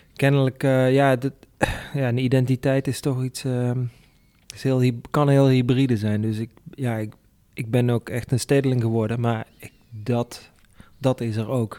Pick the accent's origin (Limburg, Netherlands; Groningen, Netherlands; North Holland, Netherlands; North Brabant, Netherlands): Limburg, Netherlands; moved away; also born or lived in Randstad; mijn geboortegrond